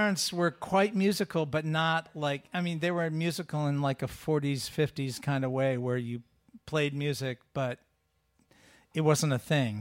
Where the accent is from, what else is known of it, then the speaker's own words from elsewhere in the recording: Sudbury, Massachusetts, United States; I grew up in Sudbury, to the west of here, near Concord, Lincoln, out that way, Walden Pond